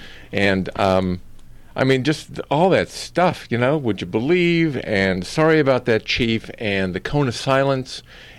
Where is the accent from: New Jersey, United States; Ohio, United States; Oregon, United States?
Ohio, United States; Akron; also born or lived in Cleveland, Ohio; I grew up in Ohio. Okay, Born in Cleveland, but I was raised pretty much in Akron.